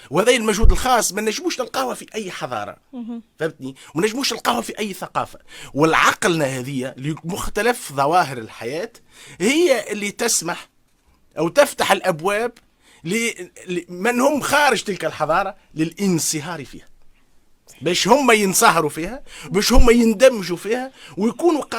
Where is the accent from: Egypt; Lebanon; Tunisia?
Tunisia; now in Paris, France; انا كيف نجي من تونس